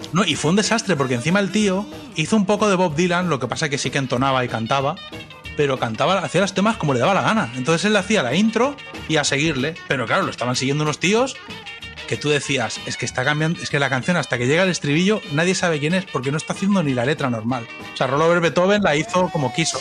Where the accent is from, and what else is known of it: Catalonia, Spain; now in United States